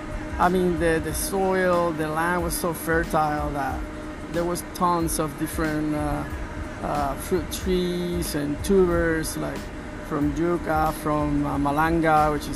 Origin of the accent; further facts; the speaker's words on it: Puerto Rico; Puerto Rico. Yeah, I'm originally from Puerto Rico.